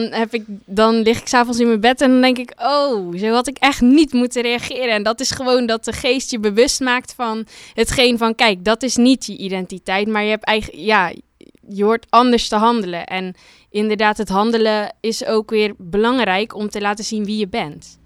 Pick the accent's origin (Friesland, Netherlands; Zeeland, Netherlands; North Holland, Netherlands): Zeeland, Netherlands; Terneuzen; ik kom uit Terneuzen, uit Zeeland